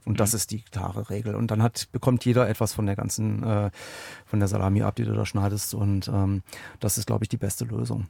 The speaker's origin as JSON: {"language": "German", "town": "Aachen", "region": "North Rhine-Westphalia", "country": "Germany", "tie": "born or raised there", "said": "gebürtiger Aachener"}